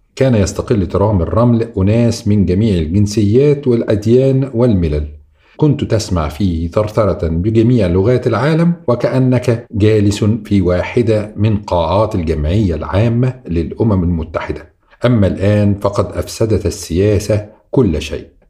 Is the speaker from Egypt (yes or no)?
yes; Cairo, Cairo Governorate, Egypt; القاهريين أمثالنا